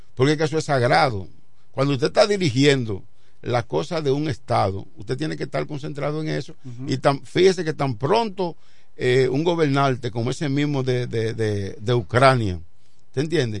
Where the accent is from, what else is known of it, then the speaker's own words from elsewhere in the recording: Dominican Republic; como dominicanos